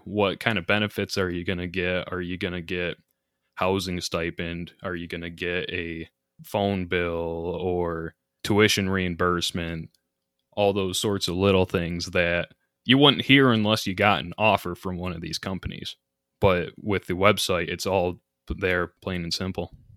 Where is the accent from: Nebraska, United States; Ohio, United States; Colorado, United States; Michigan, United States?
Michigan, United States; Grand Rapids; also born or lived in Houghton, Michigan; I'm from the Grand Rapids area initially